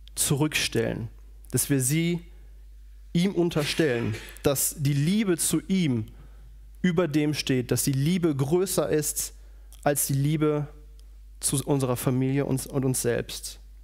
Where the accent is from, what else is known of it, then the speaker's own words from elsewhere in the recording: Radevormwald, North Rhine-Westphalia, Germany; moved away; Ich komme aus Rado vom Wald, das liegt bei Wuppertal